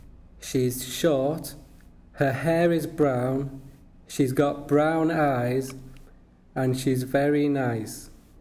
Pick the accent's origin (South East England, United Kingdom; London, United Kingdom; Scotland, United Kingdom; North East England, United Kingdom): North East England, United Kingdom; Newcastle upon Tyne; moved away as an adult; now in France; My home is in Newcastle.